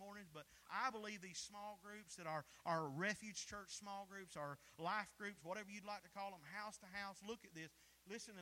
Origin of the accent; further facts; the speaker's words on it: the South, United States; We're from the South.